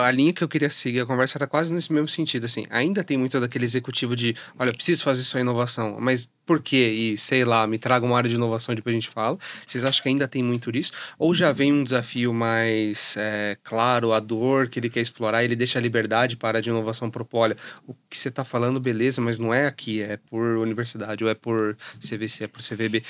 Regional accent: Jundiaí, São Paulo, Brazil; eu sou de Jundiaí, fico mais pro interior

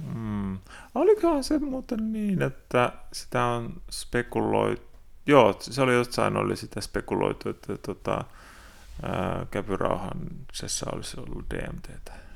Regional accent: Kotka-Hamina region, Kymenlaakso, Finland; tuolla Kotkahaminen seudulla, mistä mä oon kotoisin

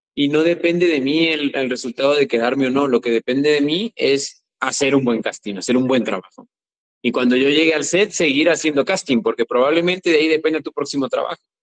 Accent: Chiapas, Mexico; soy chiapaneco

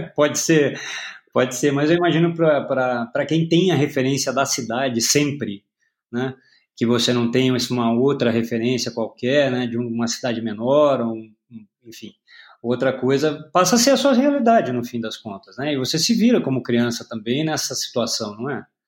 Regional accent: Paraná, Brazil; now in São Paulo, Brazil; Eu nasci no Paraná.

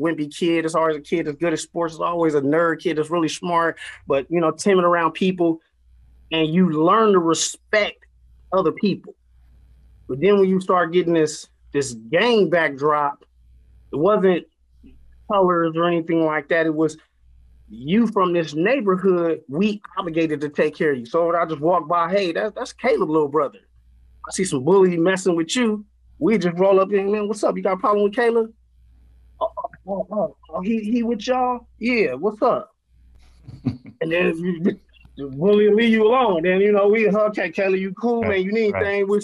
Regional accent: Oakland, California, United States; moved away as an adult; now in Wisconsin, United States; I'm from the Bushrod area in North Oakland specifically.

